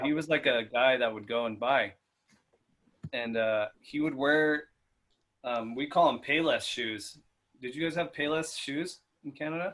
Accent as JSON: {"language": "English", "area": "Inland Empire", "region": "California", "country": "United States", "said": "we're from the Inland Empire"}